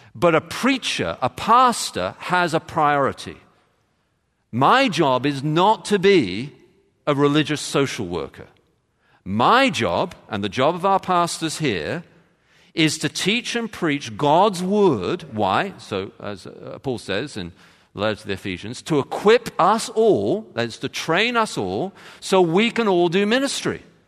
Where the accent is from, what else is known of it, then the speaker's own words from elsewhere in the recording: London, United Kingdom; moved away; I, I come from London